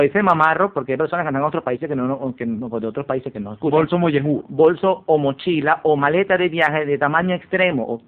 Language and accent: Spanish; eastern Venezuela, Venezuela; also born or lived in Caracas; yo nací en Caracas, pero vi mucho, mucho tiempo en Oriente, 20 años de mi vida